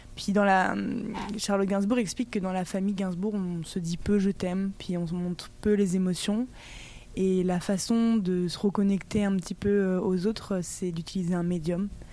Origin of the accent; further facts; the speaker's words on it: Brittany, France; je viens de Bretagne